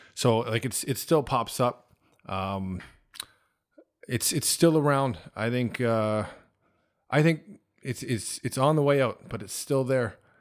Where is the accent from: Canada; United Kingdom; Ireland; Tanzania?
Canada; moved away as an adult; also born or lived in Toronto; now in China; growing up in Canada